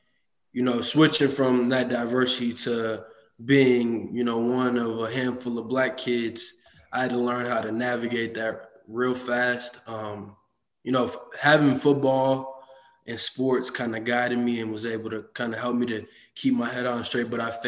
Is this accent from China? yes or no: no; Madison, Wisconsin, United States; also born or lived in Monona, Wisconsin; I grew up in Madison, Wisconsin, lived there. And I actually ended up transferring to Monona Grove High School.